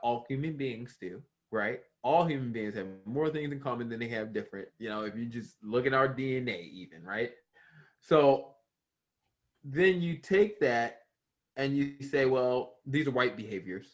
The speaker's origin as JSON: {"language": "English", "town": "Baltimore", "region": "Maryland", "country": "United States", "tie": "born or raised there", "said": "I grew up in Baltimore City"}